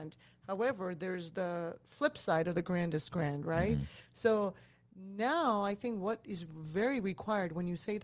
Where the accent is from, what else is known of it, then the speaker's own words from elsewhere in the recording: Iran; moved away; I was born in Iran